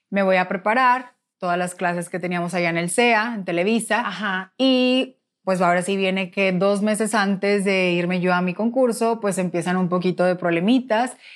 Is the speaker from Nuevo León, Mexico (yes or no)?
yes; Monterrey, Nuevo León, Mexico; Entonces, pues yo, como buena regia, yo dije, no, yo no me voy a poner a rogar a nadie.